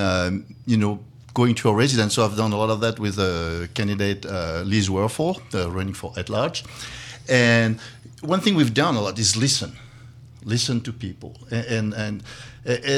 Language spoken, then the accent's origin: English; Dijon, Bourgogne-Franche-Comté, France; English is a second language; moved away as an adult; now in Valparaiso, United States; I was born in Dijon, France